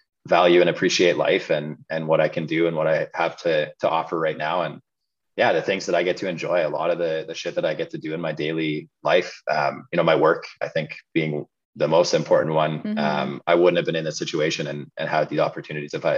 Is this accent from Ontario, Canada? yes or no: no; Williams Lake, British Columbia, Canada; also born or lived in Vancouver / Prince George; now in Kelowna, Canada; I grew up in Williams Lake, BC, until I was about 18.